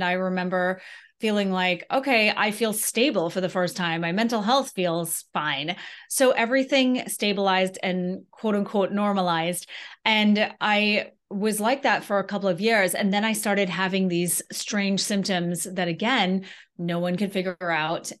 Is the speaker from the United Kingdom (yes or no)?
no; Antigua & Barbuda; moved away as an adult; now in United States; I'm from Antigua in the Caribbean originally. And so then I left and came to college.